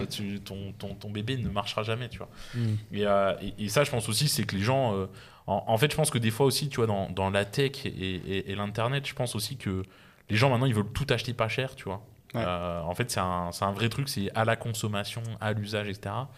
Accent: Besançon, Bourgogne-Franche-Comté, France; je suis né à Besançon, euh, petite ville de province. mes parents avaient des salaires très, très normaux

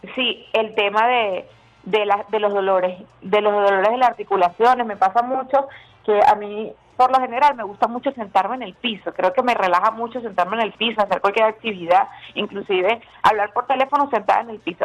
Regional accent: Venezuela; nosotros los venezolanos

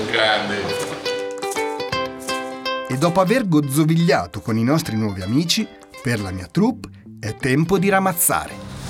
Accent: France; Italian is a second language; now in Sardinia, Italy; io sono francese.

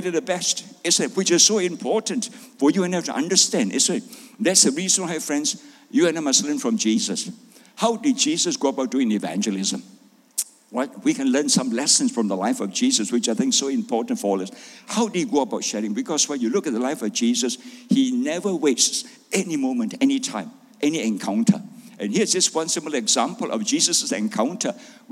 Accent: Malaysia; My wife is Doris. I'm a pastor from Malaysia

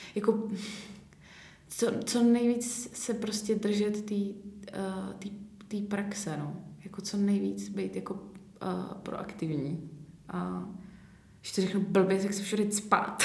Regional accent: České Budějovice, South Bohemian Region, Czechia; pocházím z Českých Budějovic

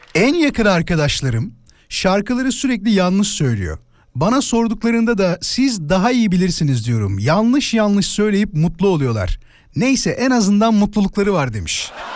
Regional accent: Yarımca, Kocaeli, Turkey; moved away; Ben Yarımca'da Mimar Sinan İlköğretim Okulu diye bir okulda okudum

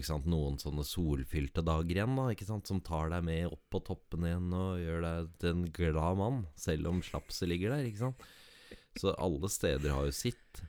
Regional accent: Jarfjord, Finnmark, Norway; moved away; Jarfjord som mm. er mitt hjerte nærmest, da. Ja. Uansett. Det er det stedet jeg alltid har følt meg hjemme, uansett hvor jeg har bodd

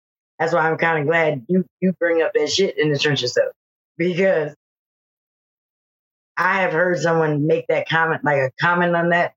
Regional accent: Philadelphia, Pennsylvania, United States; I'm from Philadelphia

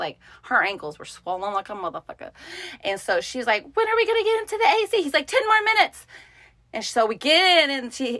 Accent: United States; I'm American

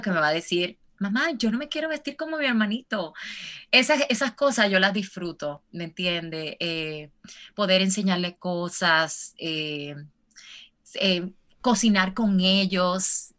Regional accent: Santo Domingo, Distrito Nacional, Dominican Republic; moved away as an adult; now in United States; yo soy dominicana, como decimos nosotros, de pura cepa, nacida y criada en República Dominicana

